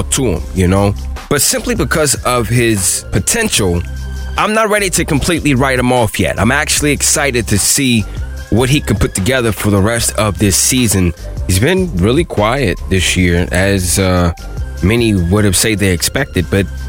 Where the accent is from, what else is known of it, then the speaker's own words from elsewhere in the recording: United States; here in my hometown